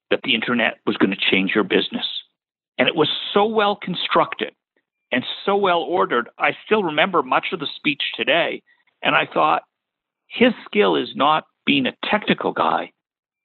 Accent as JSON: {"language": "English", "town": "Toronto", "region": "Ontario", "country": "Canada", "tie": "born or raised there", "also_born_or_lived": "New York / Boston / Washington, D.C. / Tennessee", "moved": "as an adult", "lives_now": "North Carolina, United States", "said": "I grew up in Toronto, went to the University of Toronto"}